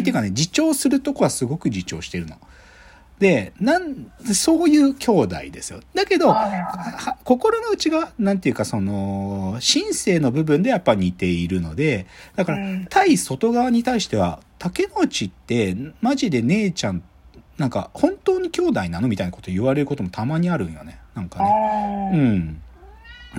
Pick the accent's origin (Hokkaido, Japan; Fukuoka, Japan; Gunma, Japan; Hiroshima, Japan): Gunma, Japan; 僕も群馬で育ってるんで